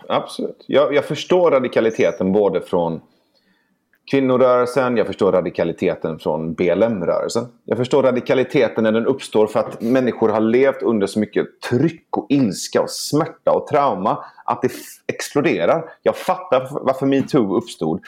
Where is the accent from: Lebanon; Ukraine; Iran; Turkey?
Iran; now in Sweden; jag kommer från Iran